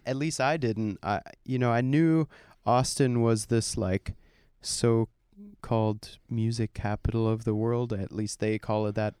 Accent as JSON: {"language": "English", "country": "Germany", "tie": "born or raised there", "moved": "yes", "lives_now": "United States", "said": "growing up in Germany, i, in, in a not buzzy city, I wasn't in Berlin, I wasn't even close"}